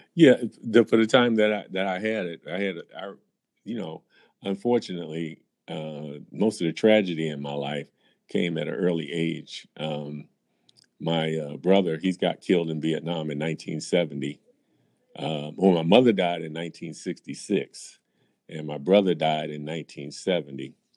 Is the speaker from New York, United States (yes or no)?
yes; New York City, New York, United States; moved away as an adult; also born or lived in Philadelphia area / Cleveland; now in Chicago, United States; I grew up in uh, Brooklyn, New York